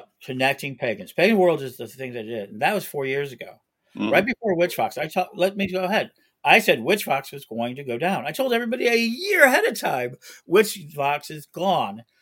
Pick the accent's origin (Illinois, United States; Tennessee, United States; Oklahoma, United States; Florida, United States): Illinois, United States; Chicago; I'm a Chicagoan